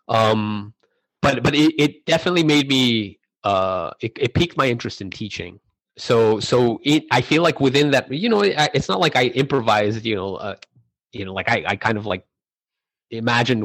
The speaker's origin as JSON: {"language": "English", "town": "El Paso", "region": "Texas", "country": "United States", "tie": "born or raised there", "said": "growing up in El Paso"}